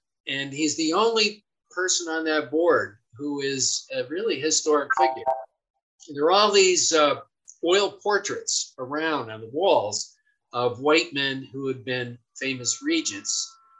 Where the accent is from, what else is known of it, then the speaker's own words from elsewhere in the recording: Cohoes, New York, United States; And I grew up in Cohoes, New York. An all-white mill town, and the fact that it was all white was not an accident, I can assure you.